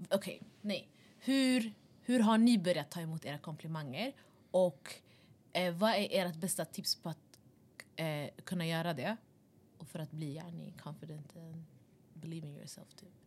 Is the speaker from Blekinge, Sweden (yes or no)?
no; Stockholm, Stockholm County, Sweden; vi kommer ändå från Västerort